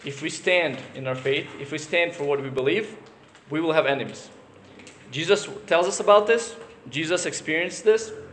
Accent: United States; the country that we're from the United States

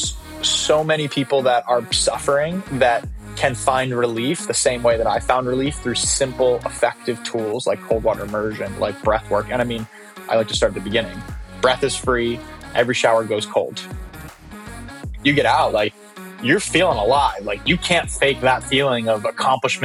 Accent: San Diego, California, United States; I grew up in San Diego, California

